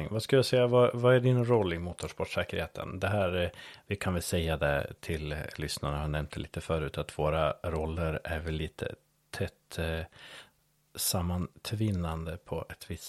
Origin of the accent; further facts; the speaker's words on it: Skåne, Sweden; Ja men det är ju så som skåning så passerar ju gränsen varje gång du åker någonstans.